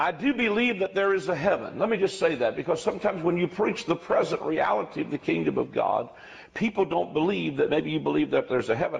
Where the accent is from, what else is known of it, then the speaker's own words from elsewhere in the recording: West Virginia, United States; I'm from West Virginia, so I'm in my home state. But I'm a country boy